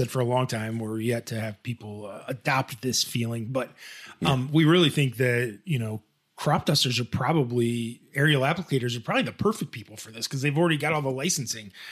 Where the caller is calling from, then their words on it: Addis Ababa, Ethiopia; hi, I like your show. I am from Addis Ababa, Ethiopia.